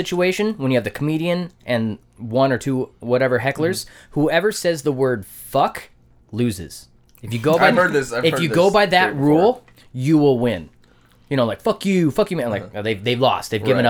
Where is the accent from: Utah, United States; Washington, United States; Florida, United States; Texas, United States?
Washington, United States; Oak Harbor; also born or lived in Coupeville, Washington; now in Bellingham, United States; I was born in Coopville, fuck all Washington.